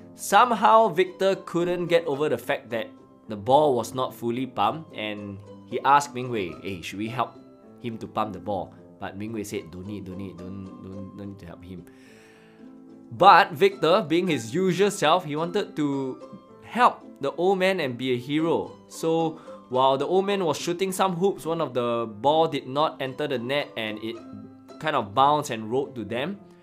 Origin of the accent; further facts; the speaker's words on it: Singapore; As a Singaporean, I can't help to be thankful that I'm bilingual with English and Chinese